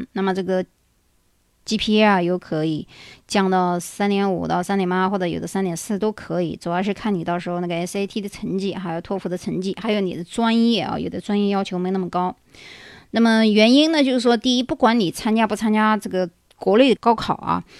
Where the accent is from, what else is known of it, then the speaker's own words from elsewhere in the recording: China; now in United States; 我们中国人的思想